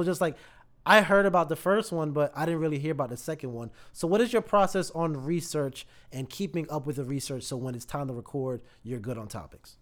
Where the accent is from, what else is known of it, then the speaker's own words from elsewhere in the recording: Raleigh, North Carolina, United States; moved away; I'm actually originally from Raleigh